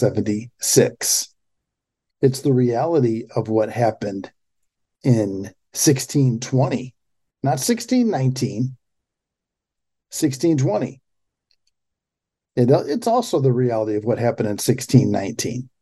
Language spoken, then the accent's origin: English; Pontiac, Michigan, United States; I grew up in, I was born in Pontiac, Michigan, 30 miles north of Detroit